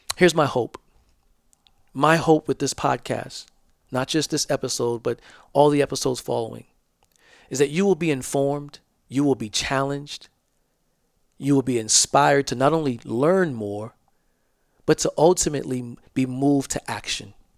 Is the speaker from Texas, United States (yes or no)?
no; Georgetown, South Carolina, United States; I'm from Georgetown, South Carolina. We call it the Low Country.